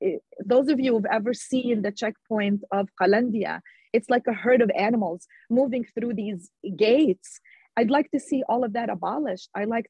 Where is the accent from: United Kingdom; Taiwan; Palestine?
Palestine; West Bank; now in United States; That's what I would like to see as a Palestinian who were born and raised in the West Bank.